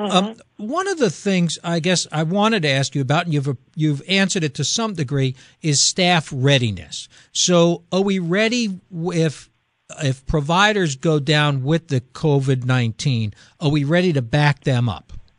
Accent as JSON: {"language": "English", "town": "Norwich", "region": "Connecticut", "country": "United States", "tie": "born or raised there", "said": "my hometown there of Norwich, mm-hmm. Connecticut"}